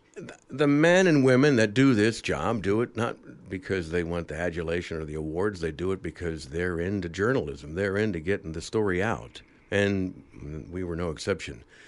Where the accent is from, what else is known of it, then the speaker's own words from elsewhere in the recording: Dayton, Ohio, United States; moved away as an adult; also born or lived in Chicago; a news cameraman for a small station in my hometown of Dayton, Ohio